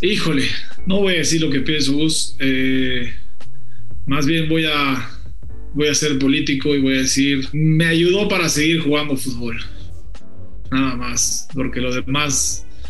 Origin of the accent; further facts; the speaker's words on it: Mexico; mi país